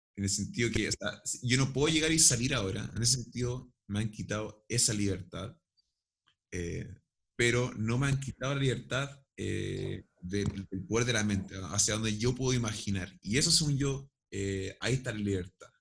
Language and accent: Spanish; Chile; Y somos ambos chilenos y sabemos hablar español